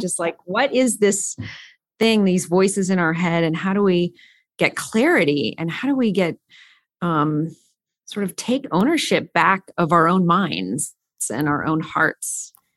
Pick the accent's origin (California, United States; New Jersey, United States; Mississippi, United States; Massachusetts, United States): California, United States; I grew up in California